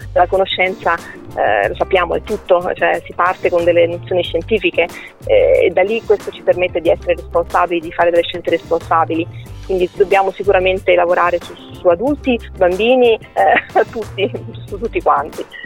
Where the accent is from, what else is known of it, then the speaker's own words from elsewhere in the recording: Milan, Lombardy, Italy; also born or lived in Rome; now in Venice, Italy; io sono nata a Milano